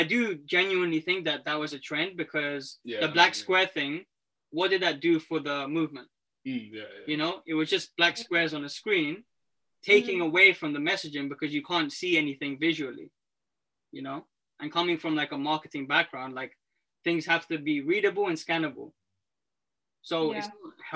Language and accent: English; London, United Kingdom; we were born and raised in England